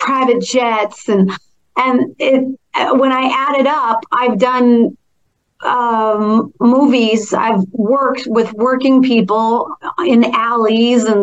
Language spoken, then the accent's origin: English; Minnesota, United States; moved away; also born or lived in Toronto; I'm from Minnesota